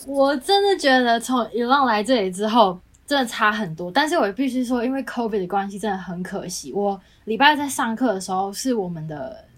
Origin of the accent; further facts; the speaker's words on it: Taiwan; moved away as an adult; now in United States; 虽然我没有回台湾，可是因为我家人都在